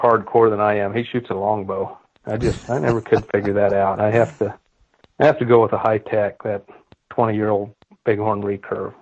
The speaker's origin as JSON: {"language": "English", "region": "Kansas", "country": "United States", "tie": "born or raised there", "said": "I grew up in Kansas and, and I bought my first piece of land when I was 19, when I, had, I took over the family farm"}